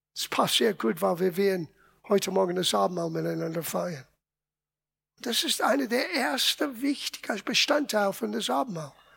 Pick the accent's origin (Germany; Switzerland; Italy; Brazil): Italy; moved away; Ich bin Italiener